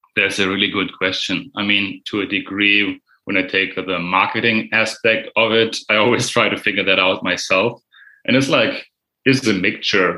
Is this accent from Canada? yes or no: no; Germany; English is a second language; I'm from Germany